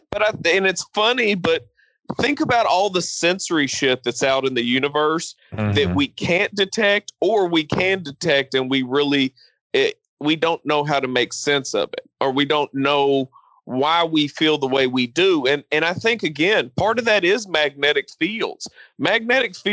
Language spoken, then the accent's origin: English; Nigeria; Being, being Nigerian, um, I mean there is there is some kind of solidarity and pride that you do see